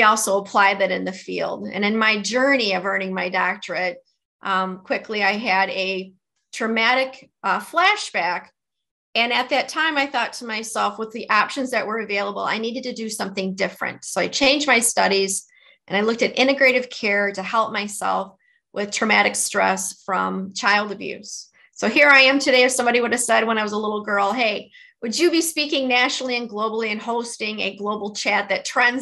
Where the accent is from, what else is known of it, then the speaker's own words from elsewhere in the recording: Detroit, Michigan, United States; accent: Midwestern; you can tell from my accent, my dialect, that I'm a Midwesterner. I'm a native Detroiter